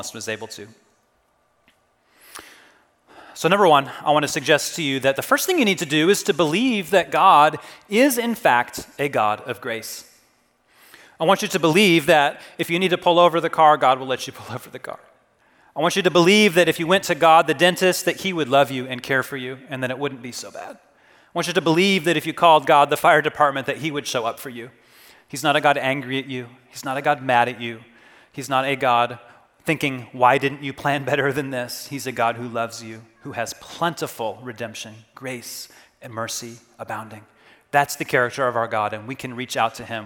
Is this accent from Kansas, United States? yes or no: yes; Kansas, United States; Growing up in Kansas, we took a lot of road trips for vacation